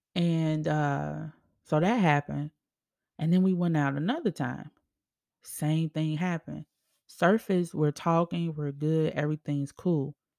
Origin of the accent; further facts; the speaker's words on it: Chicago, Illinois, United States; moved away as an adult; also born or lived in Arizona; Me in Arizona, away from my home state, home city, Chicago